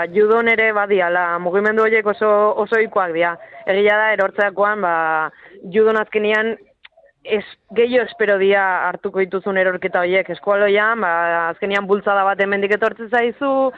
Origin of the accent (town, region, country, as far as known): Usurbil, Basque Country, Spain; born or raised there